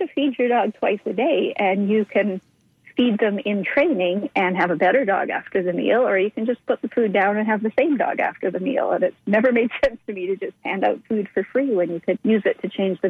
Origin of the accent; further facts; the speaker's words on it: Toronto, Ontario, Canada; born there; also born or lived in British Columbia; I was born in Toronto, but I've lived all over. Mm-hmm. And I spent the most time on the West Coast.